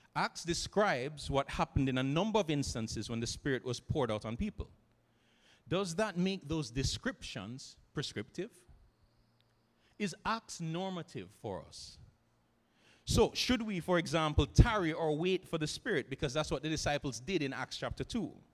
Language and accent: English; Jamaica; here in Jamaica, growing up in the Christian student movement